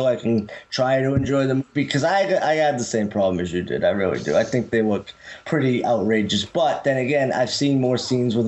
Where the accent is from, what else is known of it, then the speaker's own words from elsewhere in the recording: Boston, Massachusetts, United States; I'm from Boston